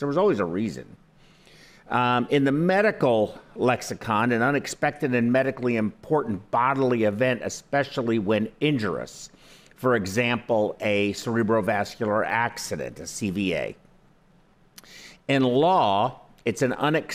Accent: United States; I was born in the United States

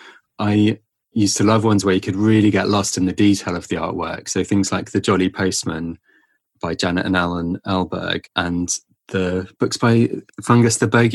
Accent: Cornwall, South West England, United Kingdom; growing up in Cornwall.

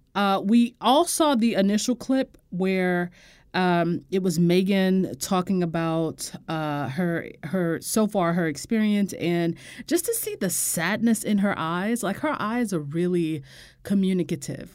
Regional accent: United States; as an American

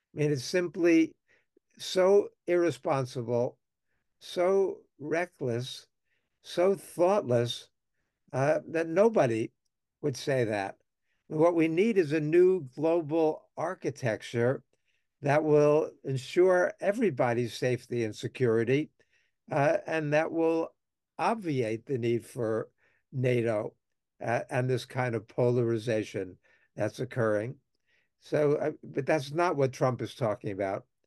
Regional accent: United States; as an American

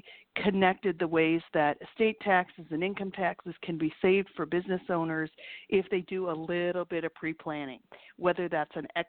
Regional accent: Minneapolis, Minnesota, United States; moved away as an adult; now in Chicago, United States; I grew up in Minneapolis, actually, and moved to Chicago about 8 years ago

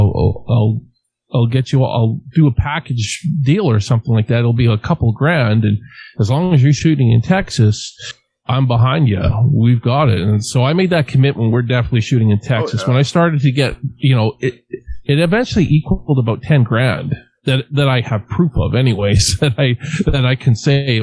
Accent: Western Canada, Canada; I'm from Western Canada

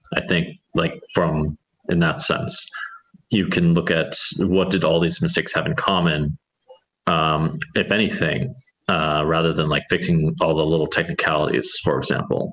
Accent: United States; as an American

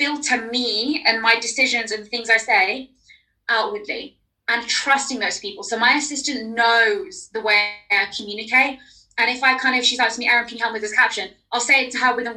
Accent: London, United Kingdom; accent: London; my accent isn't leaning too heavily towards London and slang

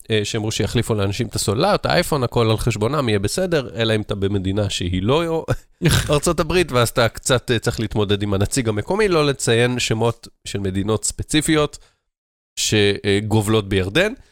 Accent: Tel Aviv, Tel Aviv District, Israel; אני כזה תל אביבי

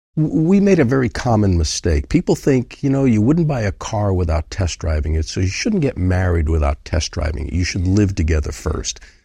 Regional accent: Rhode Island, United States; now in Farmington, United States; I started life in Rhode Island

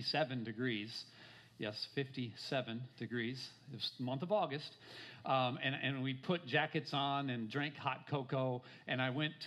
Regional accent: Minnesota, United States; now in Florida, United States; I grew up in Minnesota.

